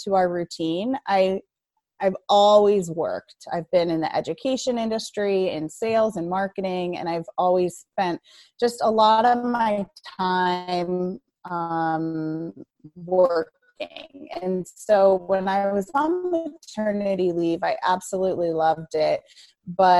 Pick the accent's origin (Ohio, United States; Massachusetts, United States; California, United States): Ohio, United States; now in Hebron, United States; I'm from Ohio